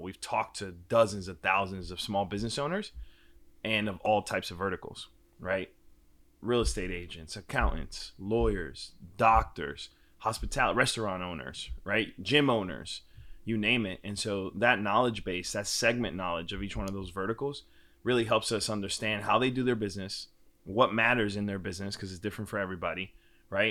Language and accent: English; New York, United States; moved away as an adult; now in Austin, United States; Born and raised in Washington Heights, one seventy four in Audubon